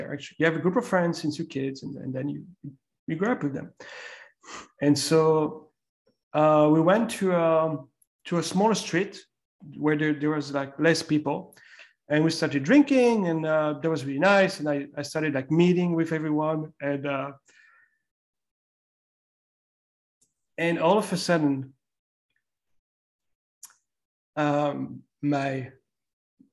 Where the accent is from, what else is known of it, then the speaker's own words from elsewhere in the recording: France; moved away; also born or lived in Las Palmas de Gran Canaria, Spain; I grew up in France back in the day.